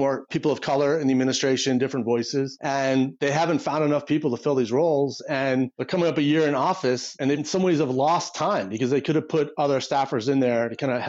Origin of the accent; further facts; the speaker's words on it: Ohio, United States; moved away as an adult; now in Washington, United States; I grew up in Ohio